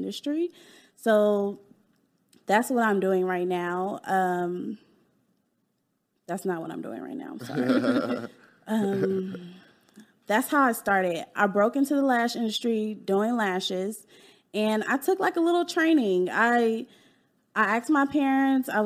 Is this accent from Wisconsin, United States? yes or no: no; Dallas, Texas, United States; also born or lived in California, United States; I was born in California. And I moved to Dallas when I was 10